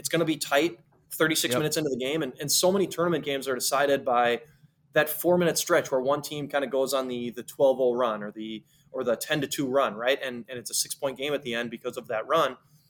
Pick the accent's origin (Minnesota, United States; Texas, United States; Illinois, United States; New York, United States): Minnesota, United States; I'm from Minnesota